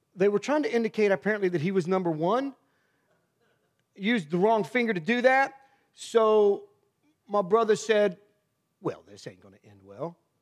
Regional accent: Miamisburg, Ohio, United States; I grew up in Myamisburg, Ohio, in the worst part of that town

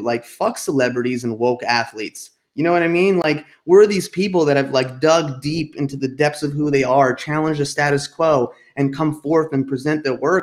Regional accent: outside New York City and New Jersey, United States; moved away as an adult; also born or lived in Boston / California; I grew up outside of New York City and New Jersey

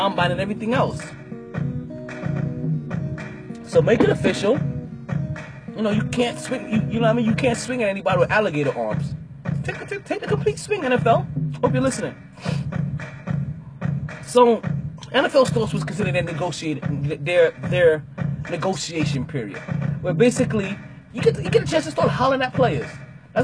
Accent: New York, United States; as a New Yorker, wholeheartedly as a New Yorker

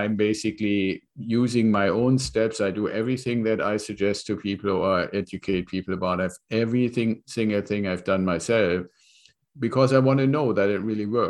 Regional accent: Germany; moved away as an adult; now in California, United States; So I came here from Germany as part of an exchange program with the Air Force.

